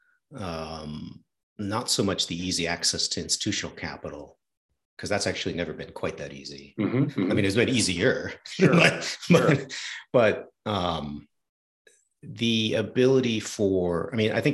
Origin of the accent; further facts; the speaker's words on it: New England, United States; I'm from New England.